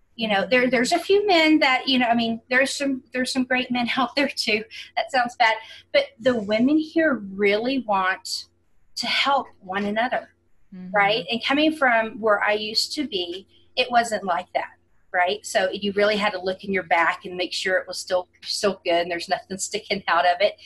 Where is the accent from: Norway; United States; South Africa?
United States; Houston, Texas; now in Colorado Springs, United States; I'm originally from the Houston area